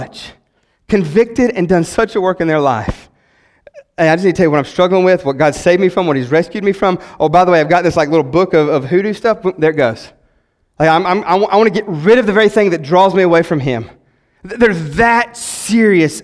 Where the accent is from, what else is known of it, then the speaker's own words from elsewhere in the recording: West Virginia, United States; I'm from West Virginia.